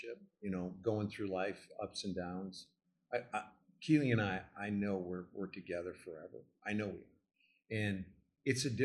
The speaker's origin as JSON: {"language": "English", "region": "Illinois", "country": "United States", "moved": "yes", "lives_now": "Dallas, United States", "said": "I came from the Midwest. I'm from Illinois"}